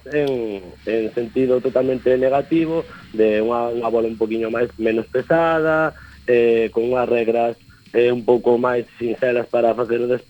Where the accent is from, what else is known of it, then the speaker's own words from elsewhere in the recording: Ourense, Galicia, Spain; also born or lived in Vigo; xa me viño para a miña cidade que son de Ourense.